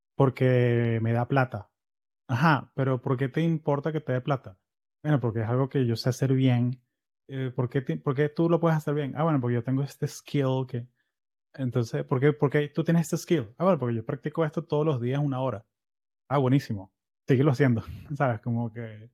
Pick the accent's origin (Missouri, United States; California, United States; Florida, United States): Florida, United States; Yo soy de Florida